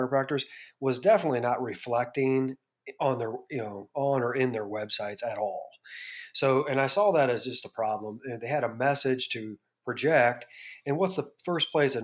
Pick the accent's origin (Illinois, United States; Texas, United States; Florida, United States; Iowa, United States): Iowa, United States; Bettendorf; moved away as an adult; I grew up in Bettendorf, Iowa